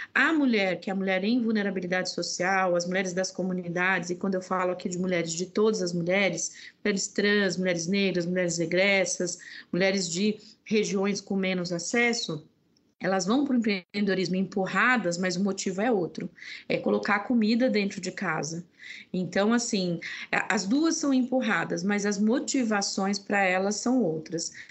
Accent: sertão of Alagoas, Brazil; eu sou nordestina, nasci no sertão de Alagoas.

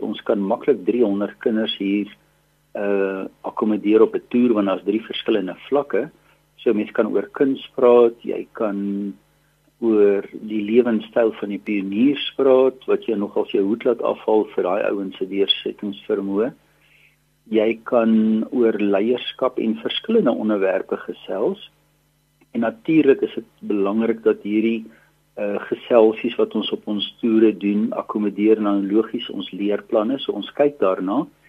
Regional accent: South Africa; ons as Afrikaners

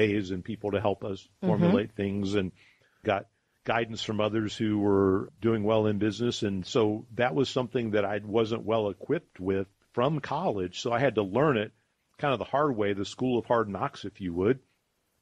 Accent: Columbus, Ohio, United States; also born or lived in Charleston, South Carolina; I grew up here in Columbus, and I love our city

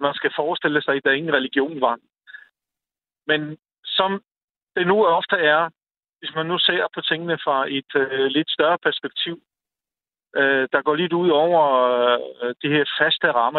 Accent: Poland; Danish is a second language; moved away as an adult; also born or lived in North Jutland, Denmark / Aalborg, Denmark; now in Denmark; Født og opvokset i Polen, genfødt i Nordjylland.

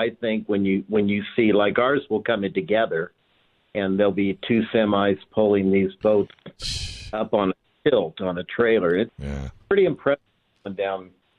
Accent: Tri-Cities, Washington, United States; Because I grew up in the Tri-Cities, and I only watched the races there.

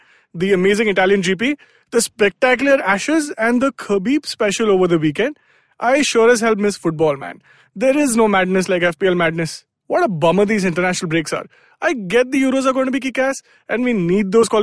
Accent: Delhi, India; now in Mumbai, India; I am from Delhi.

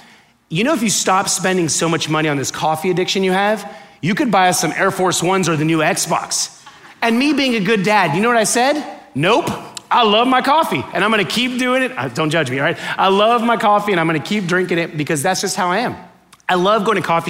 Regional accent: Miami, Florida, United States; I grew up in Miami, right? And growing up in Miami, when I was born there

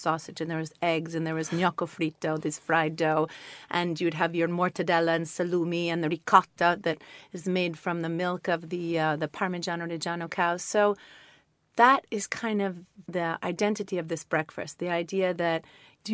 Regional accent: New York, United States; moved away as an adult; now in Italy; I'm from New York

